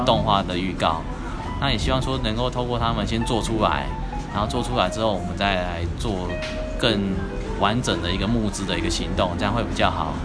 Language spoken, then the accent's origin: Chinese; Tucheng, New Taipei, Taiwan; 我开着家乡，有没有？新北是土城那个地方